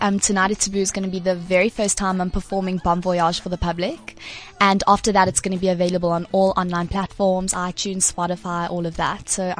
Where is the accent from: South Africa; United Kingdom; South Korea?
South Africa; I got to represent like South Africa overseas.